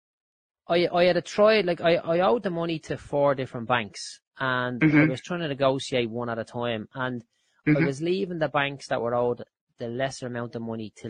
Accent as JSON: {"language": "English", "town": "Dublin", "region": "Leinster", "country": "Ireland", "tie": "born or raised there", "said": "I grew up in Clondalkin"}